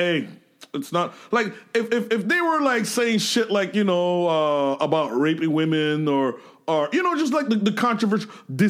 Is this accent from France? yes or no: no; Canada; English is a second language; it took me a while to embrace my Canadian identity